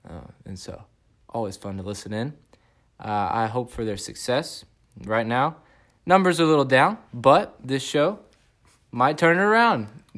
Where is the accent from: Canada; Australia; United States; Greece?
United States; Houston, Texas; moved away as an adult; also born or lived in Kingwood, Texas; now in Arkansas, United States; From Houston, but now I say I'm from Arkansas. I was born in Kingwood.